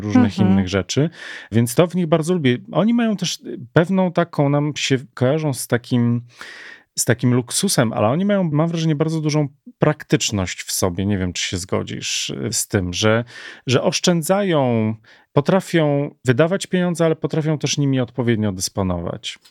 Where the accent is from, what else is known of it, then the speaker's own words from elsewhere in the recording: Warsaw, Masovian Voivodeship, Poland; tak jak u nas w Warszawie